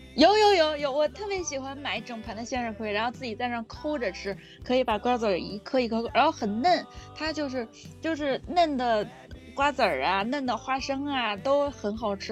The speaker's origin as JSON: {"language": "Chinese", "region": "Beijing", "country": "China", "tie": "born or raised there", "said": "然后我小的时候在，就是北京这边嘛，还会吃那种就是在地里挖的野菜"}